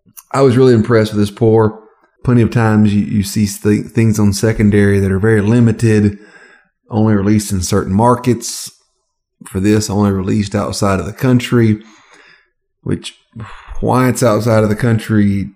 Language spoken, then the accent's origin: English; below the Mason-Dixon line, the South, United States; I didn't grow up above the Mason-Dixon line.